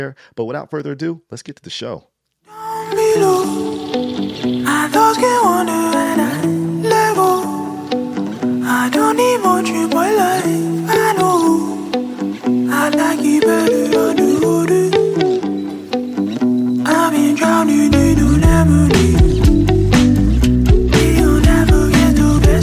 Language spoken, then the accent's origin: English; Trenton, New Jersey, United States; moved away as an adult; also born or lived in Baltimore; Trenton is my hometown. Mercer County is my hometown